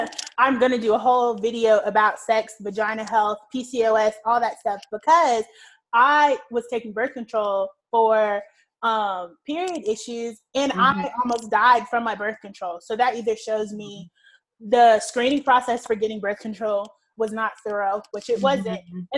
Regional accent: the South, United States; Because like, we're from the South, the Deep South, the Bible Belt, and people are like, abstinence only.

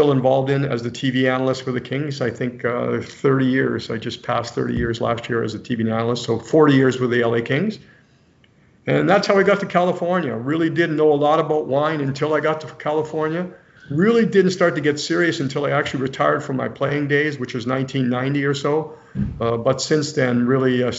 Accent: Coniston, Ontario, Canada; moved away as an adult; now in Los Angeles, United States; I grew up in Canada, a very small town, Coniston, Ontario.

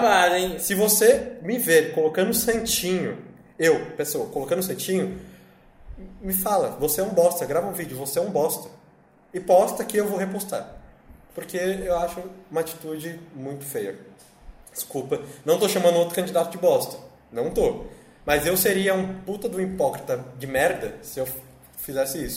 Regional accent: São Paulo, Brazil; Eu sou da Zona Norte

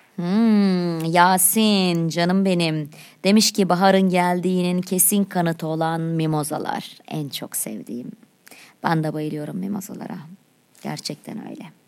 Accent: Çivril, Denizli, Turkey; Benim memleketim. Neresi?" Denizli'nin Çivreli ilçesi

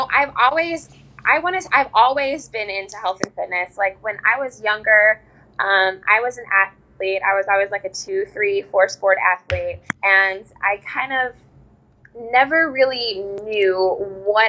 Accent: Southern Indiana, United States; also born or lived in Nashville, Tennessee; now in New Orleans, United States; I am originally from Southern Indiana, and I moved to New Orleans from Nashville about 8 months ago

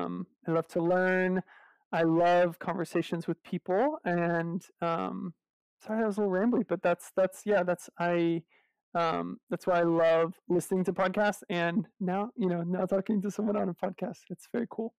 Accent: Tennessee, United States; I'm from Tennessee

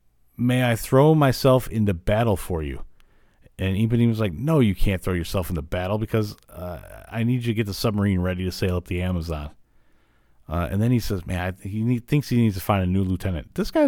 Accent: Illinois, United States; I grew up in Illinois

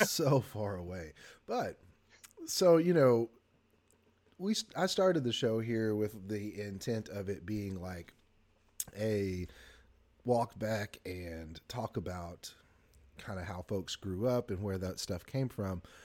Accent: the South, United States; as a Southerner

